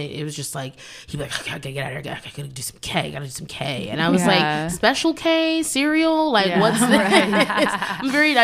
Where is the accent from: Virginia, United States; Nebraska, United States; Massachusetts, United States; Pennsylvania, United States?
Virginia, United States; Manassas; I grew up there, and it definitely was an interesting experience. I'm thankful, even though I grew up in Virginia